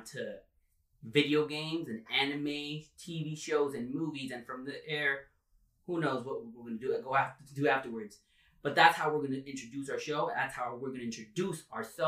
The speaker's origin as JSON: {"language": "English", "town": "Miami", "region": "Florida", "country": "United States", "tie": "born or raised there", "said": "I'm a native from Miami, Florida"}